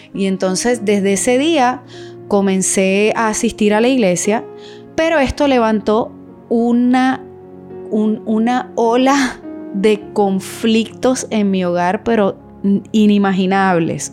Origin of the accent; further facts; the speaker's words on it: Venezuela; yo me siento venezolana también porque nací y me crié en ese hermoso país